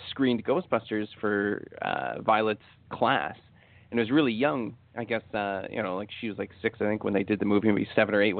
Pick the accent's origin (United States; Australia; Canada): Canada; Well, I'm Canadian, so yeah